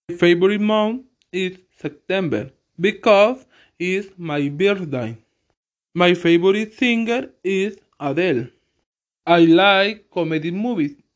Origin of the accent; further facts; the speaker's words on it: El Salvador; English is a second language; also born or lived in Ilopango, El Salvador; I'm from El Salvador. I living in Ilopango City. I'm 24 years old. My birthday is on September 6th.